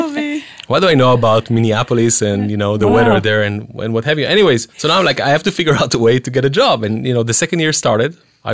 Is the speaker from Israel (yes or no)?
yes; Israel; moved away as an adult; I came from Israel, you know